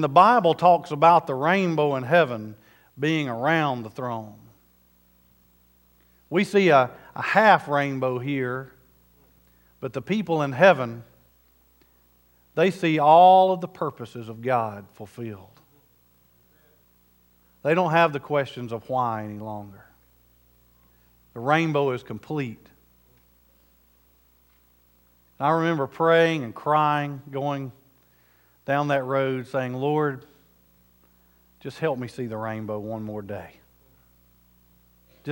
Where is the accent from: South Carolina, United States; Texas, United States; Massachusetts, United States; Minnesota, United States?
South Carolina, United States; I'm from South Carolina